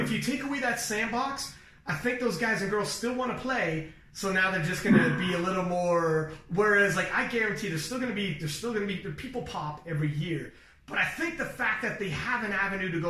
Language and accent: English; Toronto, Ontario, Canada; I'm from Toronto